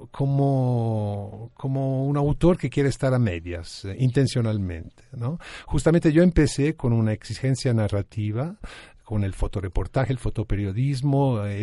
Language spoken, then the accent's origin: Spanish; Florence, Tuscany, Italy; moved away; Nací en Florencia, Italia.